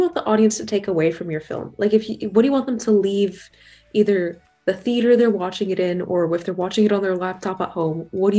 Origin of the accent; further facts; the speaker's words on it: Russia; moved away; because I'm also from Russia